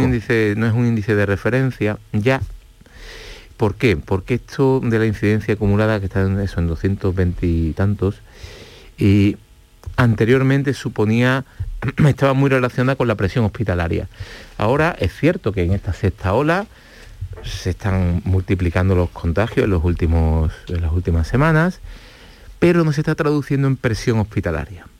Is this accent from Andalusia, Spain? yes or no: yes; Andalusia, Spain; los andaluces somos los españoles